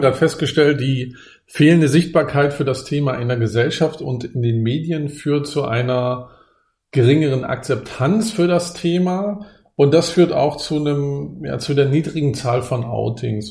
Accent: Germany; ich wurde ja in der DDR geboren

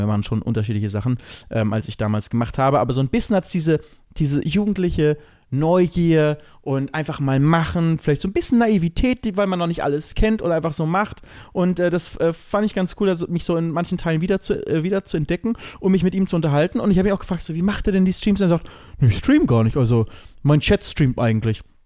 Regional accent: Germany; bei uns in Deutschland

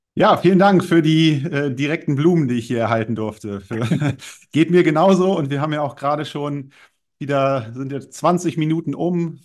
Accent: Germany; Ich komme aus der Nähe von Bremen, bin 38 Jahre alt

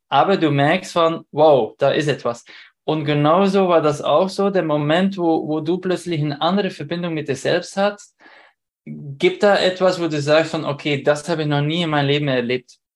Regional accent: Belgium; now in Vienna, Austria; ich komme ich komm nicht aus Wien, ich wohne jetzt in Wien, aber ursprünglich aus Belgien

